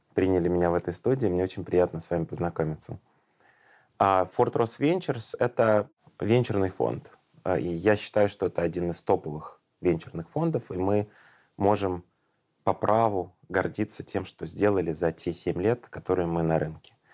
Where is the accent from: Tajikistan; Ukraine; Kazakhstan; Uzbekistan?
Uzbekistan; Tashkent; я сам родом из Ташкента